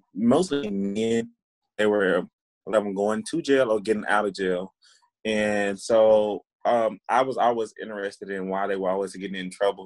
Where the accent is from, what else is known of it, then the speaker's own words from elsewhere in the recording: Waco, Texas, United States; also born or lived in Hillsboro, Texas; I live in Waco, Texas, and work um, yeah, I grew up here in Waco. I went to Waco ISD my whole life